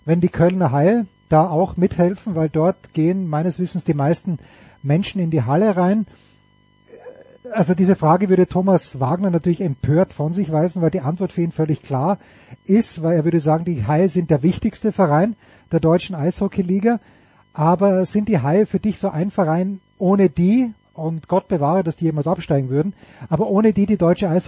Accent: Austria; Aber als Österreicher bin ich natürlich ein gebranntes Kind

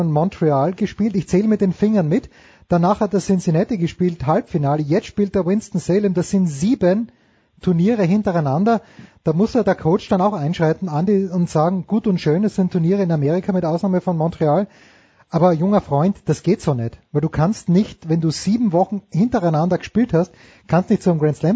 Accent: Styria, Austria; Ich bin ja Steirer

